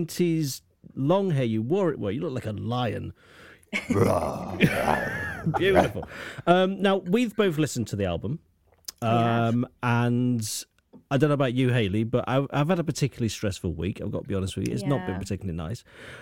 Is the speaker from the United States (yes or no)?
no; United Kingdom; Yeah, the problem is, I'm a Brit